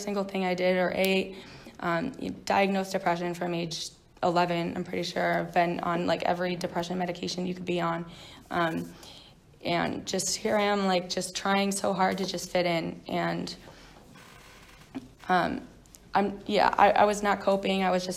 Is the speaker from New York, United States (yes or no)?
yes; New York, United States; moved away; I'm not from here. I grew up in New York